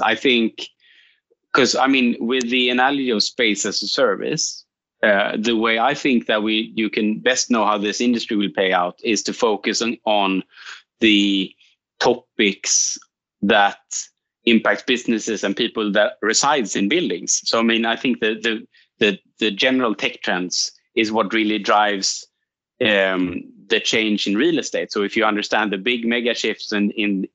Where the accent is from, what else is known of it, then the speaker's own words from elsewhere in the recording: Gothenburg, Västra Götaland, Sweden; my hometown in Gothenburg, the west side of Sweden.